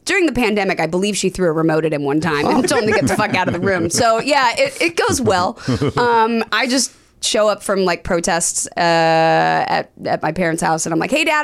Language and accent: English; Orange County, California, United States; I grew up in Orange County